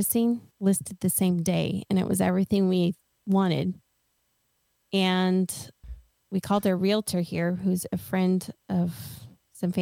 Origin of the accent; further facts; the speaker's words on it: Oregon, United States; moved away as an adult; also born or lived in Washington / Hawaii; now in Tennessee, United States; I'm from Oregon